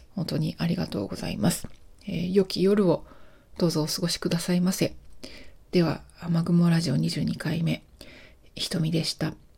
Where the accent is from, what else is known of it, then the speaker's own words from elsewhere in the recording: Japan; also born or lived in Alaska / Zimbabwe / United Kingdom; 私は日本で生まれて日本で育っているので